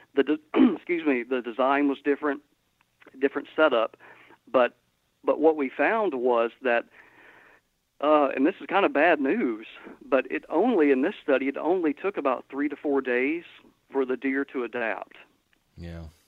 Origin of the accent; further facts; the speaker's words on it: Georgia, United States; now in Mississippi, United States; where I grew up in Georgia, lat- latitudinally exactly the same place where I'm at now